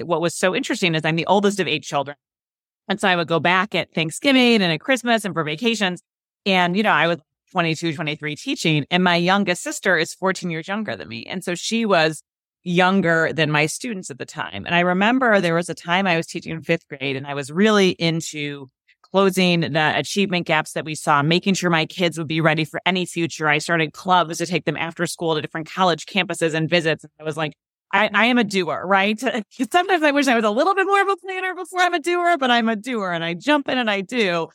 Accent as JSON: {"language": "English", "town": "Chicago", "region": "Illinois", "country": "United States", "moved": "as an adult", "said": "I was from Chicago"}